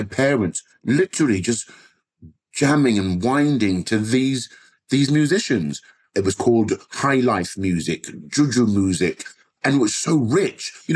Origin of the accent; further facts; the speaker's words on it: London, United Kingdom; growing up in Southwest London